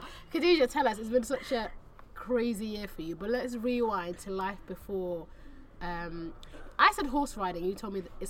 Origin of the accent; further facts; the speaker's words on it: United Kingdom; I grew up just outside London